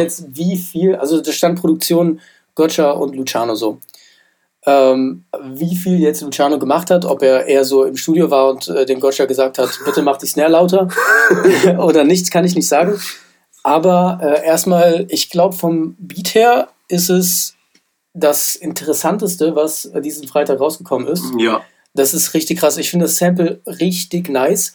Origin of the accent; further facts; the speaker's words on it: Frankfurt, Hesse, Germany; ich bin ja in Frankfurt aufgewachsen